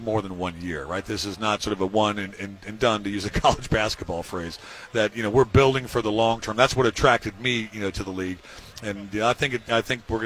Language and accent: English; Cleveland, Ohio, United States; I'm from Cleveland